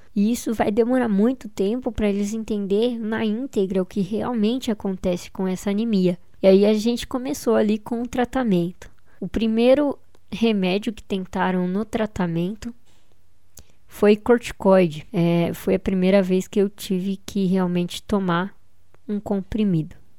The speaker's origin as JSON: {"language": "Portuguese", "region": "São Paulo", "country": "Brazil", "said": "Eu sou de São Paulo"}